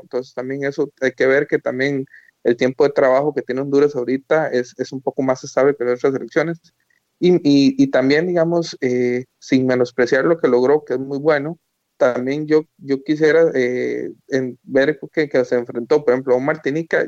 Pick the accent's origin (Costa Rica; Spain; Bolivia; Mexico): Costa Rica